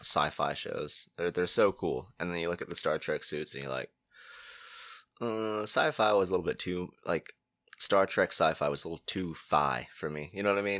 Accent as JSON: {"language": "English", "town": "Cape Canaveral", "region": "Florida", "country": "United States", "tie": "born or raised there", "also_born_or_lived": "Titusville, Florida", "said": "I grew up in Cape Canaveral"}